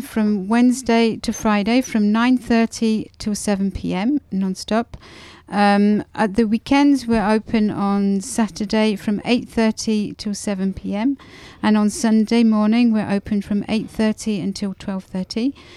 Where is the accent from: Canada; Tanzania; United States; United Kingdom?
United Kingdom; England; moved away as an adult; now in Grenoble, France; Being English, we like fresh cream